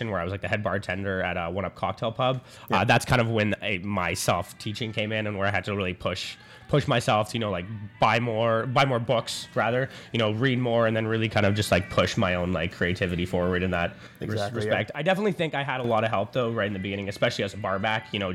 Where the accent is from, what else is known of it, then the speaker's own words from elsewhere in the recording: Ottawa, Ontario, Canada; I'm from Ottawa, like grew up in Ottawa.